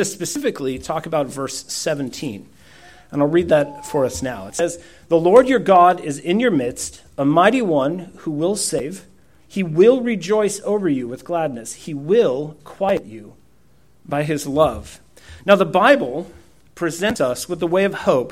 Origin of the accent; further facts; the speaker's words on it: Poland; first language Polish; English is a second language; moved away